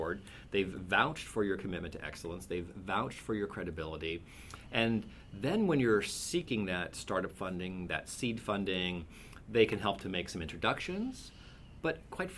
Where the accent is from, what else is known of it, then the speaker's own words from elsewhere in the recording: Cupertino, California, United States; I was raised in Cupertino in California